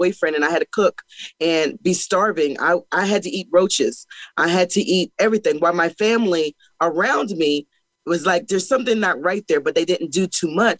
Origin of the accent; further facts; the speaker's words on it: Pennsylvania, United States; I am from Pennsylvania, and I was born to a young mother